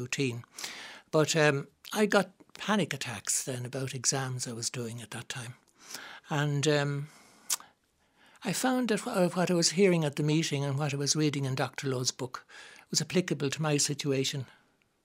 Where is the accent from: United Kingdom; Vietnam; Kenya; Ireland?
Ireland; Dublin, Leinster; I grew up in Drumcondra